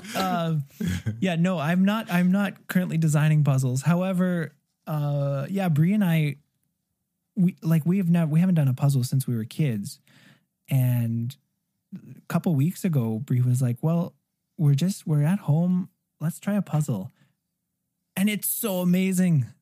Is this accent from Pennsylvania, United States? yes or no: no; Arizona, United States; moved away as an adult; now in Greater Toronto Area, Canada; I didn't grow up in Canada. I grew up in Arizona where people have never seen ice skates